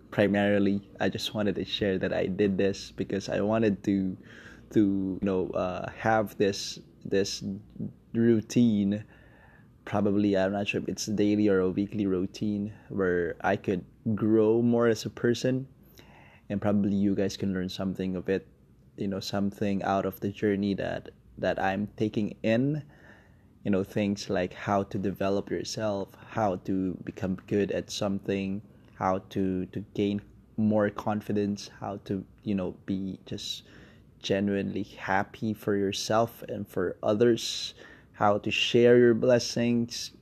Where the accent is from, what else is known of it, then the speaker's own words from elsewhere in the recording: Philippines; now in Kuala Lumpur, Malaysia; I'm based in Kuala Lumpur, Malaysia. I'm Filipino.